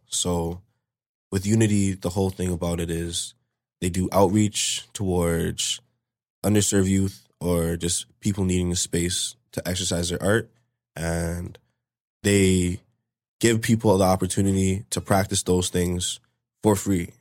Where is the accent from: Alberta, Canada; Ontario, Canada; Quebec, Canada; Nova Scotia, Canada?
Ontario, Canada; Brampton; also born or lived in Toronto; I was born in Toronto. Um, we lived up in Toronto, I think, up until I was, like, three or four. And then after that, we moved over to Brampton, um, still at the same spot, actually